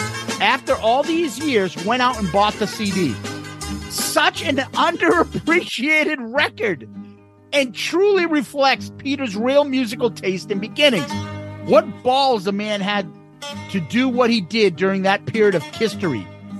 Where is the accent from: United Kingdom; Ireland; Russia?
Ireland; Dublin, Leinster; accent: Dublin; It sounds like you're slagging my Dublin accent.